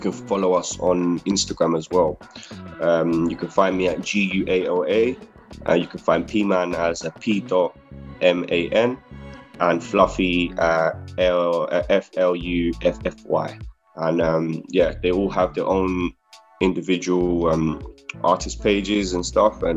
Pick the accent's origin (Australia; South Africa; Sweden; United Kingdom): United Kingdom; London; We all grew up here in London, but we're all from Latin American descendants